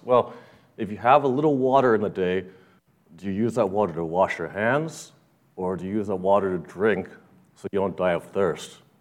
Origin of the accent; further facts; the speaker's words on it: Los Angeles, California, United States; growing up in Los Angeles